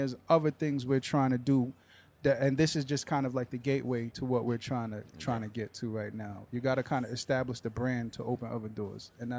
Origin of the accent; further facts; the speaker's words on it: Boston, Massachusetts, United States; hip hop artist representing, I'm gonna say, Dorchester, Mass.